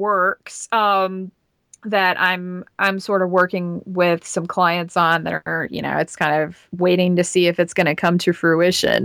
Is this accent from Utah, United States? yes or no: no; Georgia, United States; accent: Southern; growing up in Georgia